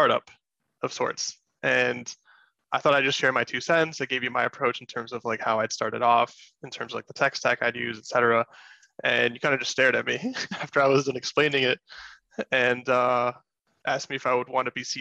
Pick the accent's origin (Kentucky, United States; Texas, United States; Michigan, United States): Michigan, United States; Grand Rapids; born and raised in Grand Rapids, Michigan